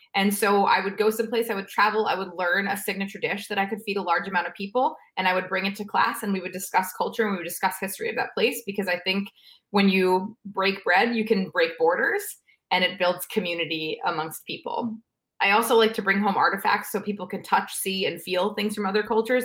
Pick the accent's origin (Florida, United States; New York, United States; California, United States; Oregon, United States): New York, United States; New York City; moved away as an adult; also born or lived in Pennsylvania; I, I grew up in New York